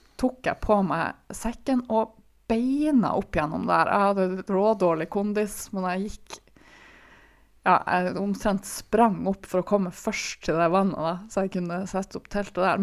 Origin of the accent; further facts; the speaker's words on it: Tromsø, Troms, Norway; jeg er fra Tromsø, og her i Tromsø